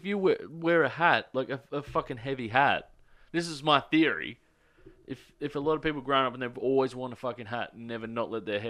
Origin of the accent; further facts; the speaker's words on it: Australia; I'm from Australia.